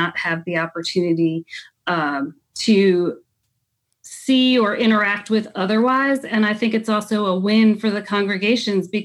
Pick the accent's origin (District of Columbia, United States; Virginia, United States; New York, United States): New York, United States; Dutchess County; moved away; I grew up in Dutchess County